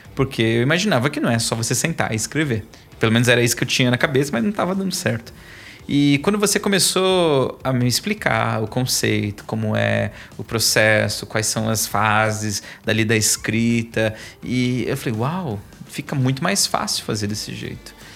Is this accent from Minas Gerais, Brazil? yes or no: no; São Paulo, Brazil; also born or lived in Japan; eu sou da Zona Leste, sou de São Miguel Paulista